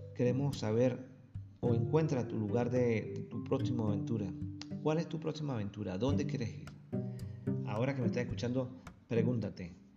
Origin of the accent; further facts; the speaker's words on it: San Cristóbal, Táchira, Venezuela; moved away as an adult; now in Argentina; se parece mucho a la, zona de San Cristóbal de Venezuela, de donde vengo